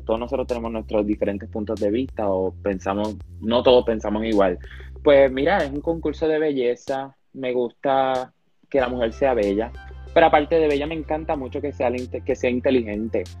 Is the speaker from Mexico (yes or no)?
no; Panama; also born or lived in Ponce, Puerto Rico; nací en Panamá en el 2004, me mudé a Puerto Rico a los 11 meses y medio, hasta mis 4 años